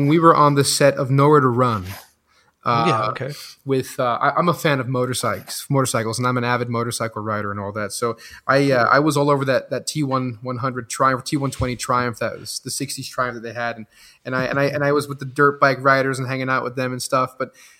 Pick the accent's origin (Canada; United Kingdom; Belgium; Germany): Belgium; first language French; English is a second language; moved away; also born or lived in Los Angeles, United States; I was born in LA and I was raised in Belgium